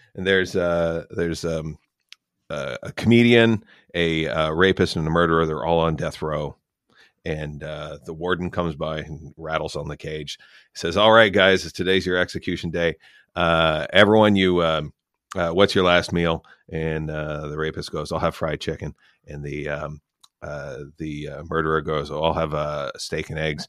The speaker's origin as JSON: {"language": "English", "country": "Canada", "said": "as a Canadian"}